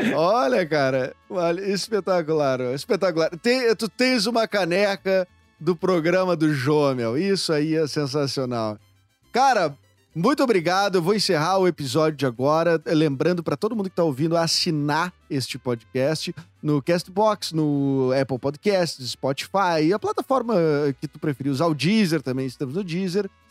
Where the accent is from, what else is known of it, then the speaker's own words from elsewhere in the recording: Porto Alegre, Rio Grande do Sul, Brazil; accent: porto-alegrense; eu já tenho um sotaque mais porto-alegrense